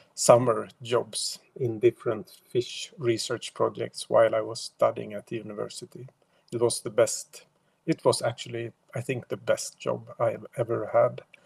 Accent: Sweden; I am only from Sweden

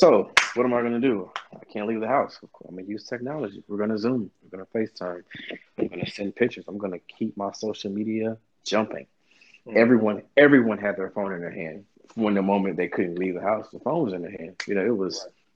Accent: Shreveport, Louisiana, United States; now in Houston, United States; I'm a country kid from Shreveport, Louisiana

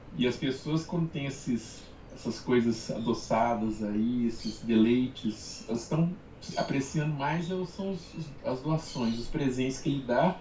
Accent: Brazil; como brasileiro

